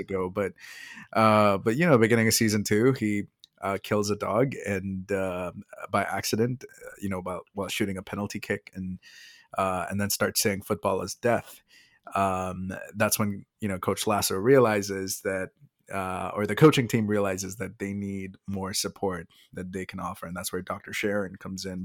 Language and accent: English; India; moved away; as an Indian